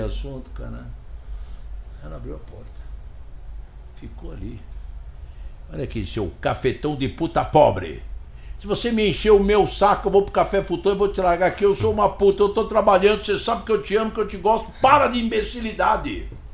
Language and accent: Portuguese; Brazil; eu, como brasileiro